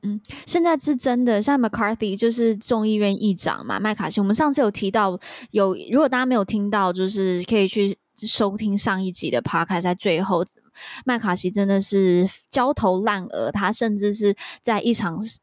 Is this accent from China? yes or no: no; Taiwan; 我们台湾人